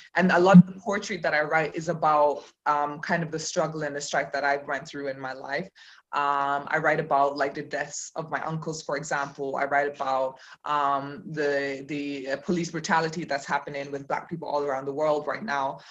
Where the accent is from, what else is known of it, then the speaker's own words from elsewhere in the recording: Cayman Islands; moved away as an adult; also born or lived in Jamaica; now in Berlin, Germany; I was born in Jamaica and um, okay. grew up there, and then I left when I was seven and um, grew up in the Cayman Islands. Um, and then I left Cayman when I was 25 and came to Germany, and I've been living here ever since